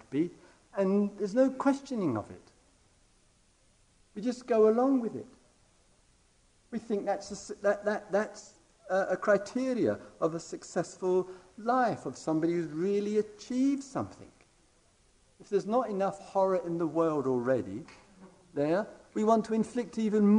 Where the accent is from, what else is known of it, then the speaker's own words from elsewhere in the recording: England, United Kingdom; being English and from the other side of the pond